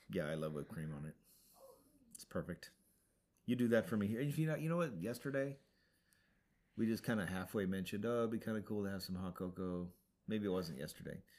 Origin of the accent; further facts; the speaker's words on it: Montana, United States; moved away; When I was a kid, growing up in Montana, we ate snow all the time